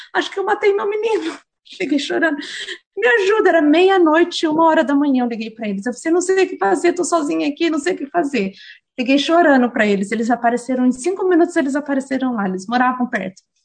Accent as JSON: {"language": "Portuguese", "town": "Jundiaí", "region": "São Paulo", "country": "Brazil", "also_born_or_lived": "England", "moved": "as an adult", "lives_now": "Auckland, New Zealand", "said": "eu sou de Jundiaí, não sou de São Paulo"}